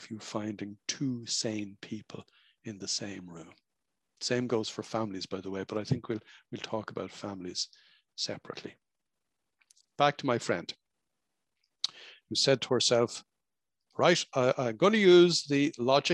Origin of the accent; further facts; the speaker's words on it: Dublin, Leinster, Ireland; moved away as an adult; now in French Alps, France; I'm not from the French Alps. I was born and bred in Dublin, Ireland